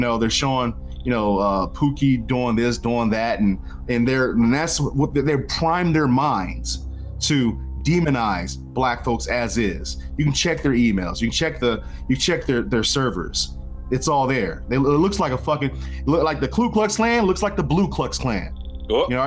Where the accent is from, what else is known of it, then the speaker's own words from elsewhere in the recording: Washington, District of Columbia, United States; I'm from these ghettos, right? I'm from Washington D.C. Northeast, uh, Benning Road. Holler.